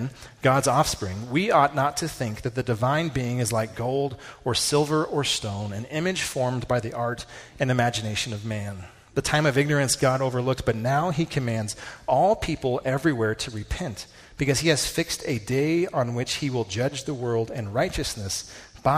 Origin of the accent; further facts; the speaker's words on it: United States; as American evangelicals